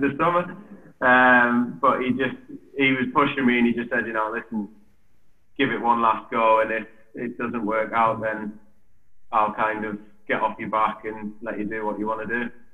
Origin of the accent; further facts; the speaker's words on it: Newcastle upon Tyne, North East England, United Kingdom; from Newcastle